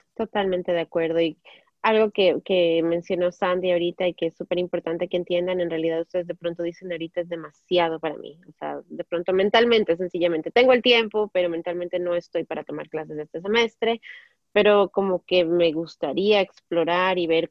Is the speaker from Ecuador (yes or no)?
yes; Ecuador; moved away as an adult; now in United States; allá en mi país